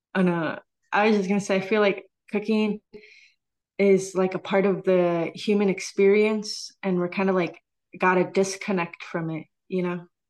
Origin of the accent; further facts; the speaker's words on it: San Diego, California, United States; now in Chicago, United States; I hail from San Diego, but I truly call Chicago my home. I've been here for fourteen years now.